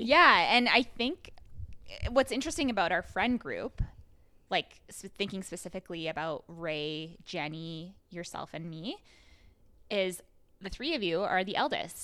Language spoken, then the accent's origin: English; Rocky Mountain House, Alberta, Canada; now in Calgary, Canada; I'm also from Rocky Mountain House, and I, but I was born in Calgary.